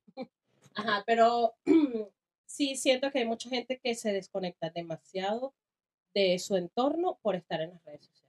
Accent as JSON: {"language": "Spanish", "town": "Caracas", "region": "Capital District", "country": "Venezuela", "tie": "born or raised there", "also_born_or_lived": "Cagua, Venezuela / Chile", "moved": "yes", "said": "Yo nací en Caracas también, eh, viví la mayor parte de mi niñez ahí"}